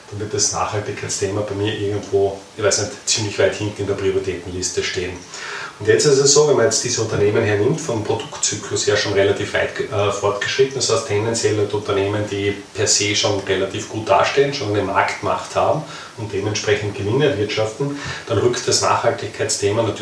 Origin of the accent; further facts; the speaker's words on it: Austria; warum soll ich jetzt als Österreicher nicht irgendwann einmal in Deutschland